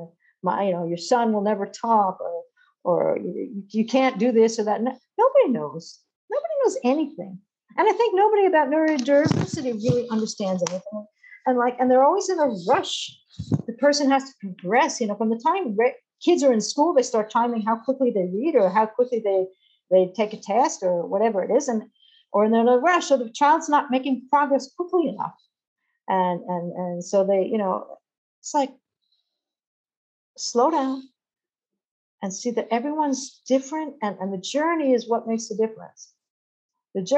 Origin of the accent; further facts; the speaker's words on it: Long Island, New York, United States; moved away as an adult; also born or lived in Massachusetts; now in Israel; I grew up in Long Island, and I went to study in Massachusetts